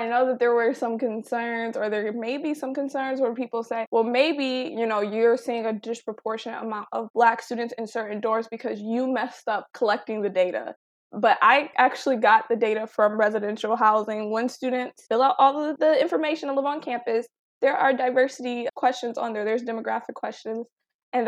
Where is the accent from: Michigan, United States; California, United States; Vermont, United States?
Michigan, United States; Detroit; I'm from Detroit